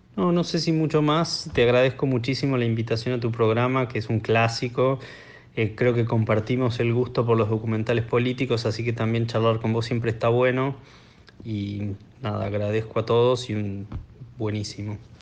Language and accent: Spanish; Buenos Aires, Argentina; yo soy de Buenos Aires